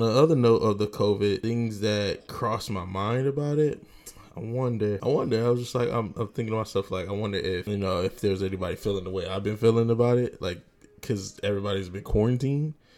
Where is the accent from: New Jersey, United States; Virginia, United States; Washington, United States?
Virginia, United States; moved away; I'm from Virginia, of course, VA 757, baby.